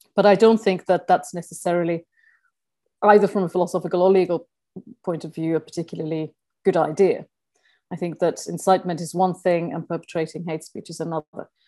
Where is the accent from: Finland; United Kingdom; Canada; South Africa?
Finland; moved away; I'm originally from Finland